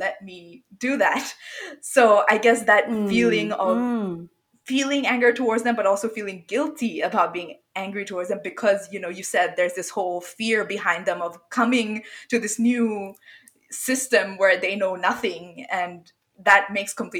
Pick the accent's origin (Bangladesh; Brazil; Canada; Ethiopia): Bangladesh; moved away as an adult; now in Australia; I didn't grow up in Australia. I came here after, you know, after high school for university, but I grew up in Bangladesh.